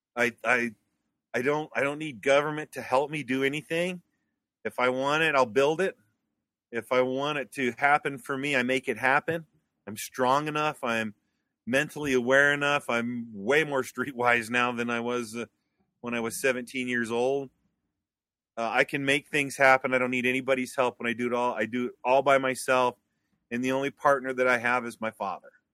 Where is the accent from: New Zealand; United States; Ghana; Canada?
United States; Wyoming; moved away as an adult; I came back to Wyoming in nineteen ninety-nine, two thousand. So after about ten years of being gone from Wyoming, I came back.